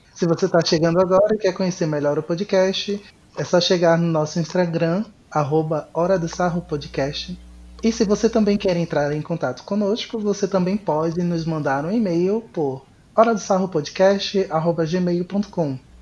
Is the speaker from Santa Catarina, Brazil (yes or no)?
no; Pernambuco, Brazil; now in Fortaleza, Brazil; É, eu sou de Pernambuco, mas atualmente estou morando no Ceará, em Fortaleza.